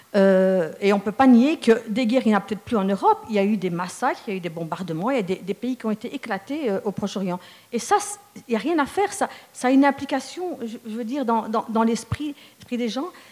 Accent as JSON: {"language": "French", "town": "Charleroi", "region": "Wallonia", "country": "Belgium", "tie": "born or raised there", "said": "je suis carolo de naissance, je suis née dans une famille d'origine marocaine"}